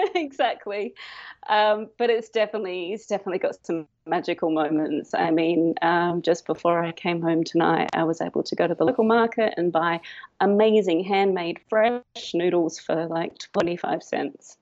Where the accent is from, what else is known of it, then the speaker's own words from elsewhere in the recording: Adelaide, South Australia, Australia; moved away as an adult; now in Cambodia; I'm from Adelaide in South Australia